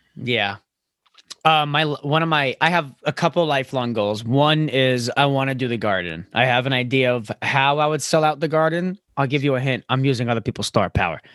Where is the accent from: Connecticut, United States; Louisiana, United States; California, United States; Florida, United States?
Florida, United States; now in New York, United States; I'm from Florida